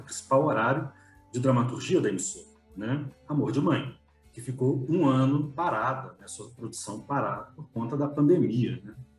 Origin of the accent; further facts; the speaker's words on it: Belo Horizonte, Minas Gerais, Brazil; em B H, nós tínhamos um sinal de captação da Band